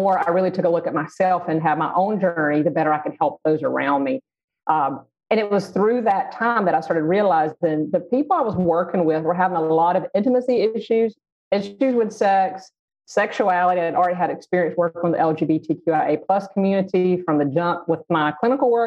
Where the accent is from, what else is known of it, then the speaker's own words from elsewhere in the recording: the South, United States; growing up in the South and in a really conservative family